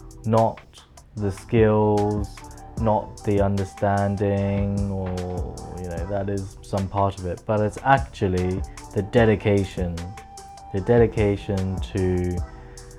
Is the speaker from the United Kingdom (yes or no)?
yes; United Kingdom; first language English; now in Hong Kong; I'm a British born Chinese, so my parents were born in Hong Kong